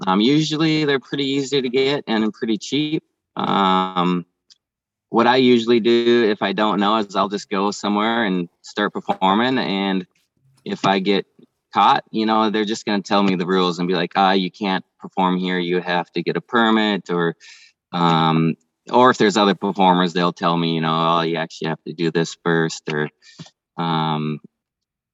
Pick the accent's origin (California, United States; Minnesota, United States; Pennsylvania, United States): Minnesota, United States; moved away; I'm originally from Minnesota